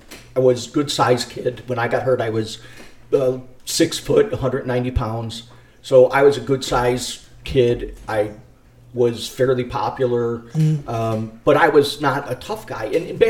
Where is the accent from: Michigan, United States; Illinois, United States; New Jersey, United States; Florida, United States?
Illinois, United States; Burbank; also born or lived in Chicago, Illinois; I grew up in the city at 57th and Mozart until I was in third or fourth grade, and then we moved to Burbank